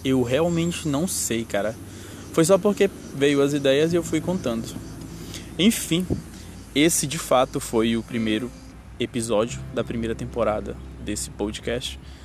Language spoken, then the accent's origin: Portuguese; Brazil; eu sou BR e não sou americano